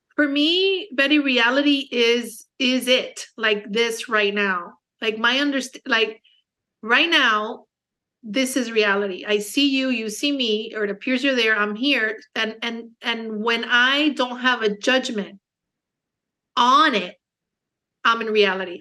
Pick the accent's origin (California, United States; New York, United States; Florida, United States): Florida, United States; Miami; also born or lived in Los Angeles; now in Naples, United States; I was born in Miami, um, Cuban American, so I speak Spanish. Um, but I speak more English just because I was born in the States